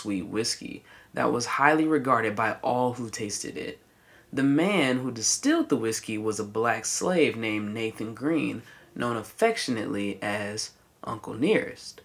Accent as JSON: {"language": "English", "region": "the South", "country": "United States", "said": "I'm from the South"}